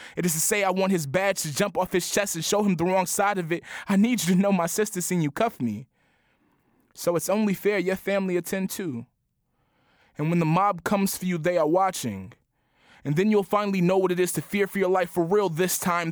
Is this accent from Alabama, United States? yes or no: no; Chicago, Illinois, United States; I'm from the Chatham neighborhood.